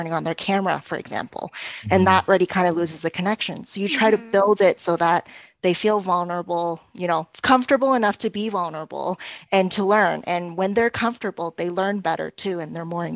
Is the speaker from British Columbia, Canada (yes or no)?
no; Toronto, Ontario, Canada; also born or lived in South Korea; May and I met in Korea, even though we're both from Toronto.